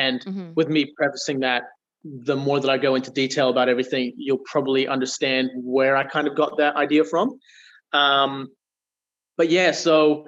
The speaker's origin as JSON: {"language": "English", "town": "Geraldton", "region": "Western Australia", "country": "Australia", "tie": "born or raised there", "said": "So I've been in Perth for about a year, and I was born and raised in Geraldton in Western Australia, so a small little country town."}